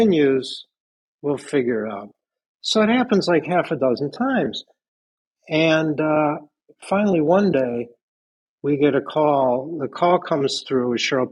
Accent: Midwest, United States; now in Greenwich, United States; The two kids from the Midwest

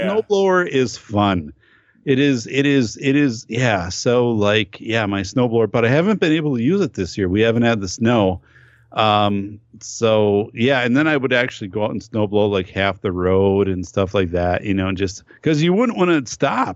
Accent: northern Wisconsin, United States; I grew up up north in Wisconsin

